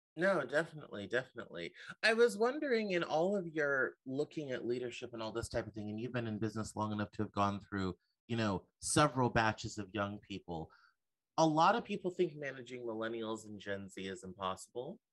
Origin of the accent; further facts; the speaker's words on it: Denver, Colorado, United States; now in Seattle, United States; I'm from originally from Denver